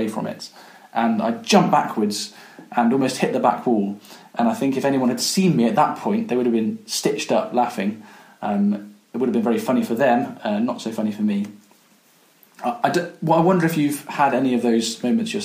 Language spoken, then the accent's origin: English; Coventry, West Midlands, United Kingdom; When I was growing up, I grew up in Coventry